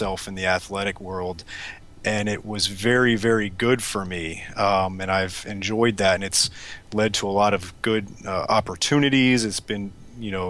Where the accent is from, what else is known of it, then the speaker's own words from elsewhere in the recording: South Florida, United States; also born or lived in St. Louis; I'm from South Florida originally and was an athlete growing up